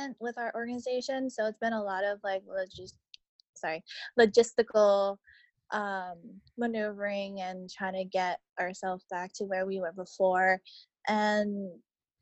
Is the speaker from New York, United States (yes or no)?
no; Boston, Massachusetts, United States; I'm from Boston, and I go to school at Boston College studying sociology